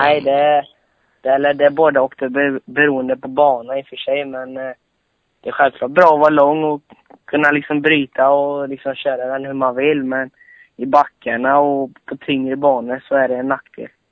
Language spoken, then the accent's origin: Swedish; Borås, Västra Götaland, Sweden; Jag kommer från eh, Borås ungefär